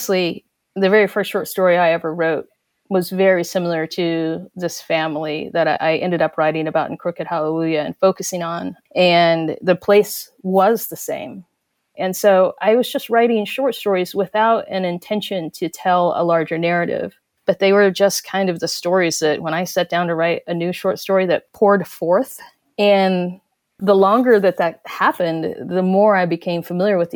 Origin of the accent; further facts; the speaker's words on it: Cherokee Nation, Oklahoma, United States; the Cherokee Nation specifically, you know, we're right in the middle of the Bible Belt